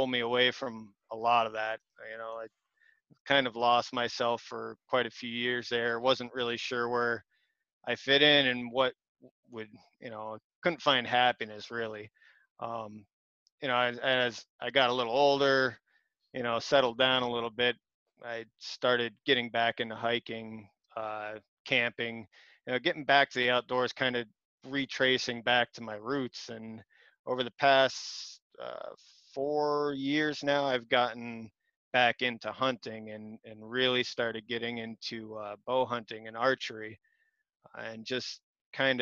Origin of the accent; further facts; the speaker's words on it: Tunkhannock, Pennsylvania, United States; I grew up around Tunkhannock, very rural area